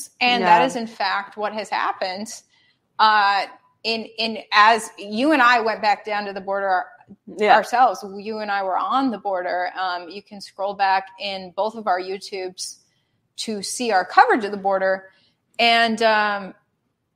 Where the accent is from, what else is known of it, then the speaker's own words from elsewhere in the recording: the North, United States; I'm a hardcore Yankee. I'm from the North